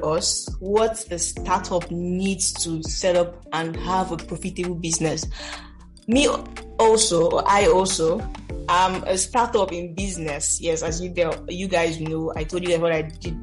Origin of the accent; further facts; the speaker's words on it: Nigeria; as a Nigerian girl that I am